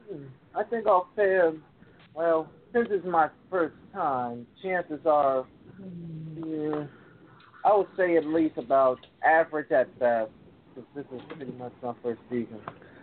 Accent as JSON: {"language": "English", "town": "Baltimore", "region": "Maryland", "country": "United States", "said": "I'm from Baltimore. When I'm in that ring, I don't represent myself. I'm representing my state. That's the same thing where I'm from. I'm representing Baltimore. I'm called the Pride of Baltimore."}